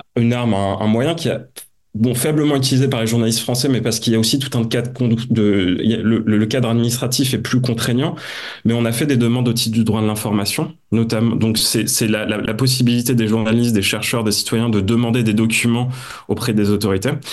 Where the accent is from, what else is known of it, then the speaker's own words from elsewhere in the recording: Nord-Pas-de-Calais, Hauts-de-France, France; Je suis originaire du Nord-Pas-de-Calais, donc on se refait pas